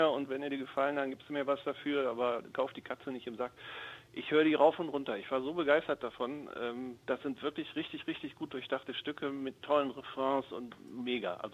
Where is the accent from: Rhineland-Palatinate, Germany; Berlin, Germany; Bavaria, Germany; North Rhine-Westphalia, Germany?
North Rhine-Westphalia, Germany; Düsseldorf; ich komme aus Düsseldorf